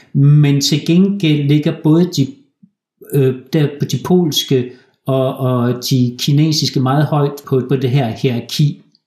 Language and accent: Danish; Denmark; moved away as an adult; also born or lived in Aalborg, Denmark; now in Poland; vi danskere